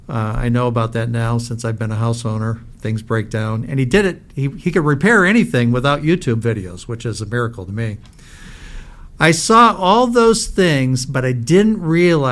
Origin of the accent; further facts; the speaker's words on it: Fraser, Michigan, United States; as a kid, I grew up in Fraser, Michigan